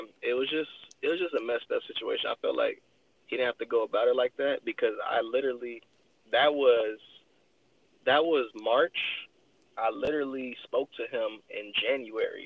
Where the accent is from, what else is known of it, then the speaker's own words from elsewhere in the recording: Los Angeles, California, United States; I'm Nigerian, but like my mom would say, I'm a fake Nigerian because I'm born and raised out here. So like, I'm really on some 818 shit